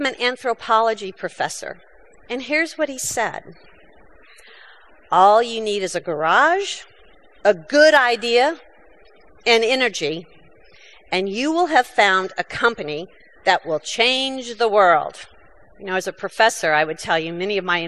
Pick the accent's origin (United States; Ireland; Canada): United States; I'm an American.